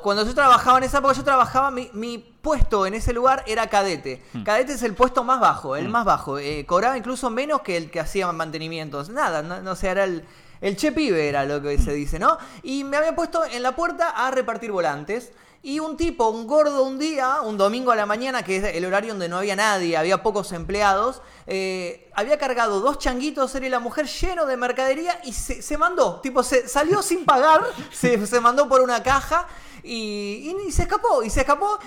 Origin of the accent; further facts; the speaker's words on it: Temperley, Buenos Aires Province, Argentina; yo soy oriundo de Temperley